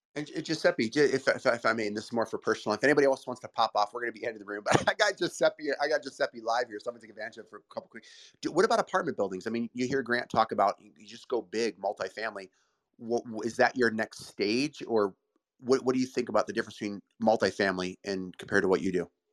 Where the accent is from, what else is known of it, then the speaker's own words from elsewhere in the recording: Brecksville, Ohio, United States; I grew up in Brecksville, Ohio